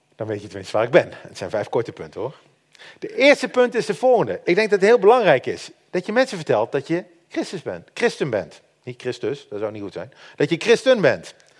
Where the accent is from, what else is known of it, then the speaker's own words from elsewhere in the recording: Netherlands; wij als Nederlanders